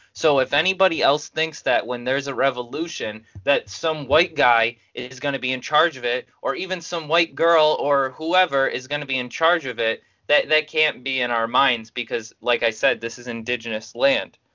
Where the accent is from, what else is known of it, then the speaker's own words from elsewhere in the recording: United States; as an American